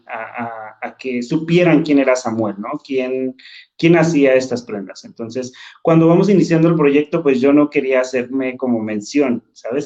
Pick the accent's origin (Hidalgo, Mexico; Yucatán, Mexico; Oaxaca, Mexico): Hidalgo, Mexico; San Pablo; moved away as an adult; now in Mexico City, Mexico; tomé la decisión de irme a mi comunidad, a San Pablo. Cuando me voy a mi pueblo